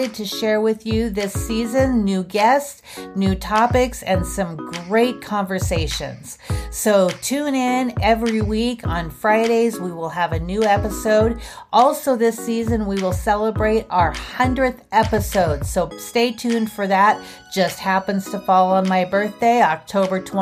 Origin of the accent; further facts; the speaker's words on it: Montana, United States; I come from Montana